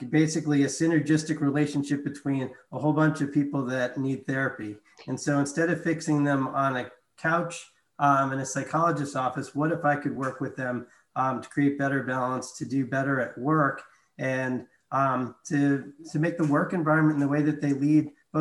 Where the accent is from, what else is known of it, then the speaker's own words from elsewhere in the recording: New York City, New York, United States; moved away as an adult; now in Charlotte, United States; I grew up in New York City